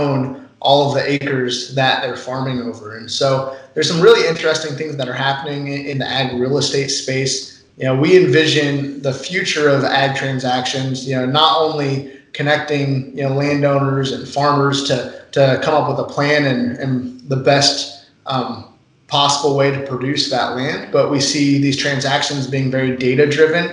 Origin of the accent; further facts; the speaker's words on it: Northwest Iowa, United States; I'm from Northwest Iowa, my family has a dairy farm. We've been milking cows for 5 generations